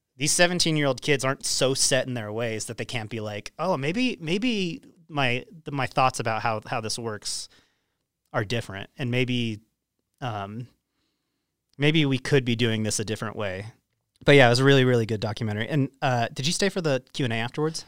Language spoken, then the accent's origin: English; Roy, Utah, United States; we grew up in Roy, we went to Roy High School